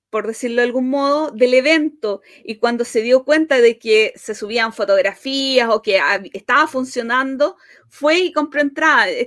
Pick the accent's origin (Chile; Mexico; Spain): Chile; como buen chileno, parece Mm. como, buen latinoamericano